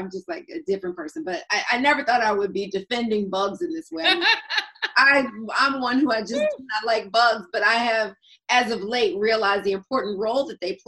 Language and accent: English; Atlanta, Georgia, United States; And I'm from Atlanta. So for a Georgia girl